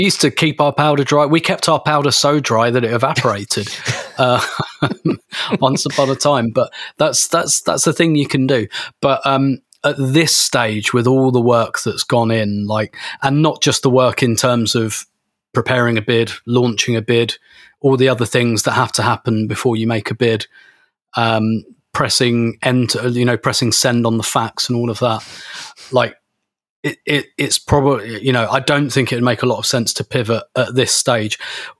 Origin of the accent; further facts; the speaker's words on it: United Kingdom; I'm British, so of course I'm emotionally repressed.